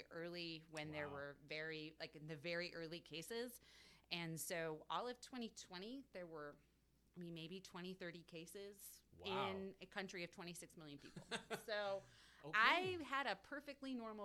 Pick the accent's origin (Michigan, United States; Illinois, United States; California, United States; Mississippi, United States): Illinois, United States; Crystal Lake; moved away as an adult; also born or lived in Phoenix, Arizona; now in Taipei, Taiwan; I grew up in Crystal Lake, Illinois, which is a northwest suburb of Chicago